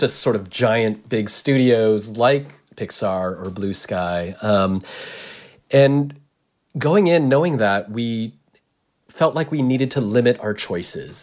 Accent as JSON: {"language": "English", "country": "United States", "said": "I'm Japanese American"}